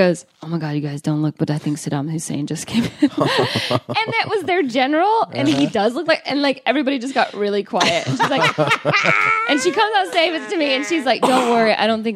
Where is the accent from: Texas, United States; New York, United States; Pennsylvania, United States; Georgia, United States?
Georgia, United States; Calhoun; I'm from Calhoun, Georgia